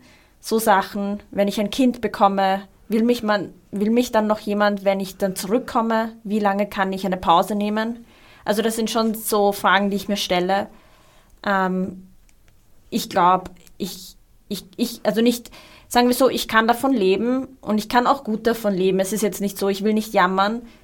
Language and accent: German; Austria; also born or lived in Iraq; ich bin ähm, mit meinen Eltern 1991 hergekommen im Irakkrieg und ich glaube, ich äh, kenne halt dieses Gefühl, das Lustige ist, irgendwie, ich habe, glaube ich, bis ich 18 war geglaubt, ich bin Österreicherin